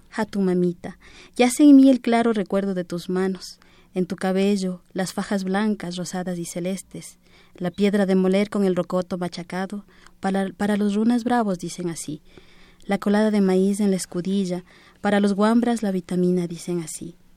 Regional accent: Ecuador; soy Quichua Caranqui, vengo de Ecuador en representación de mi pueblo

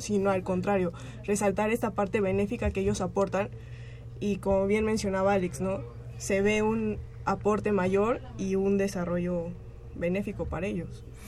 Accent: Mexico

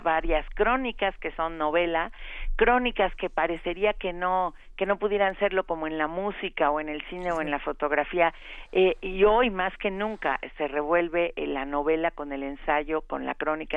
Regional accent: Mexico

